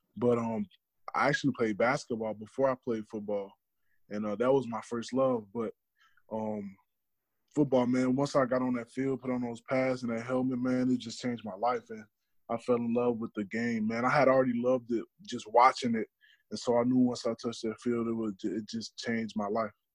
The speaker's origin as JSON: {"language": "English", "town": "Madison", "region": "Illinois", "country": "United States", "tie": "born or raised there", "said": "my hometown, which was Madison, Illinois"}